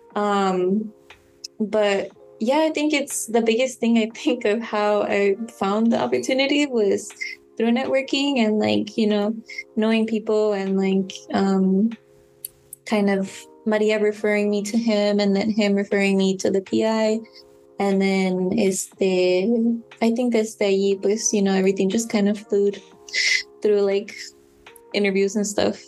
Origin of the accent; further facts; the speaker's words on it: San Mateo, California, United States; I grew up like in San Mateo, didn't grow up in San Francisco